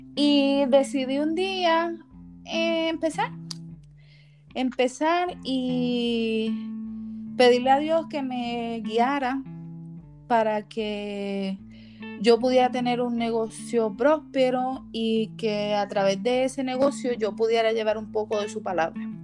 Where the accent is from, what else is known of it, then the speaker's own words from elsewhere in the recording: Puerto Rico; moved away as an adult; now in United States; Como puertorriqueña que soy